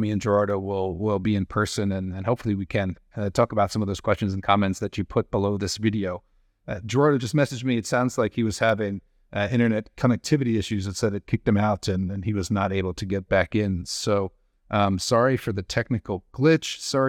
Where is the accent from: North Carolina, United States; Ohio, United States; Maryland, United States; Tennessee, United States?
Maryland, United States; And he was quite close to where I grew up in Cecil County, Maryland.